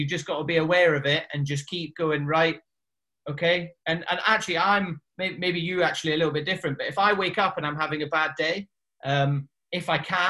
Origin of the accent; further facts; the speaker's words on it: the Highlands, Scotland, United Kingdom; moved away as an adult; I grew up in the Highlands